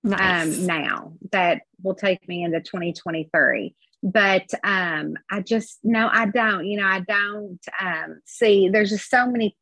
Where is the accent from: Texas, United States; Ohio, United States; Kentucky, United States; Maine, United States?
Kentucky, United States; I'm from Kentucky and we live and die by all our Southern sayings